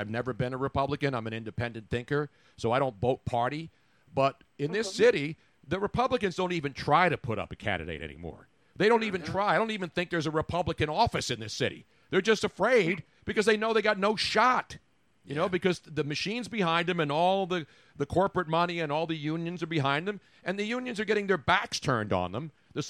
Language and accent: English; Philadelphia, Pennsylvania, United States; I was a lifelong Democrat growing up in Philly